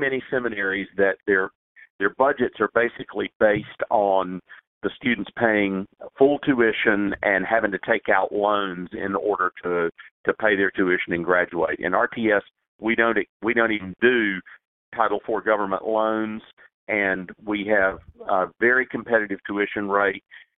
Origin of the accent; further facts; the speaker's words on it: Greenville, South Carolina, United States; I mean, I grew up in Greenville, South Carolina, and as you know, there are more Baptists than people in Greenville, South Carolina.